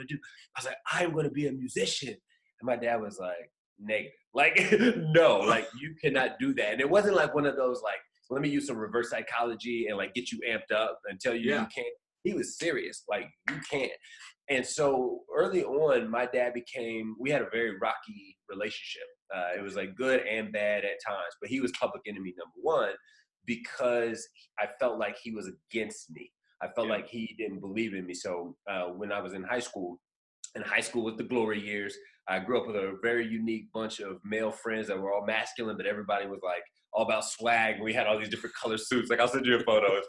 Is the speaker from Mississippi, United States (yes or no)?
no; Indiana, United States; I'm from Indiana, this little small little, you know, farm town.